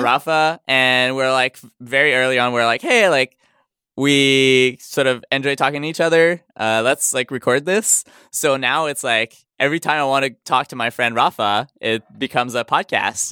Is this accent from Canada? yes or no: yes; Montreal, Quebec, Canada; first language French; English is a second language; I'm from Montreal. Yeah, so my first language is French